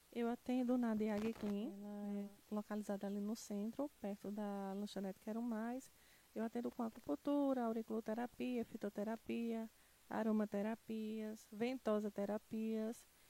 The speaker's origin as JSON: {"language": "Portuguese", "region": "interior of Pernambuco", "country": "Brazil", "said": "eu sou do interior de Pernambuco"}